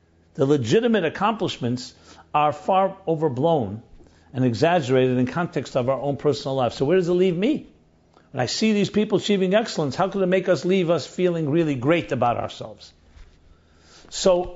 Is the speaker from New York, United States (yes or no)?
yes; New York City, New York, United States; Ebbets Field is where I grew up in Crown Heights